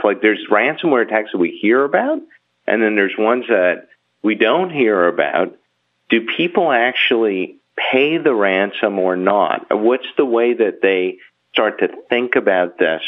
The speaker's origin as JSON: {"language": "English", "country": "Bahamas", "said": "I'm from the Bahamas, and we have, you know, a country-owned television station"}